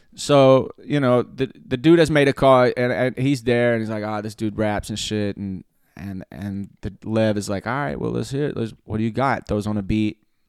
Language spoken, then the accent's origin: English; Cherokee County, Alabama, United States; I'm from Cherokee County, Alabama